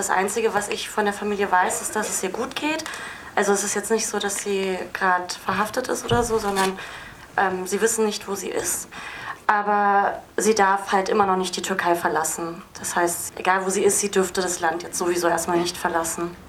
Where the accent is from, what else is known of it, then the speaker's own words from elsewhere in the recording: Berlin, Germany; Mein Vater ist Kurde und meine Mutter ist Türkin. Genau, und ich bin Berlinerin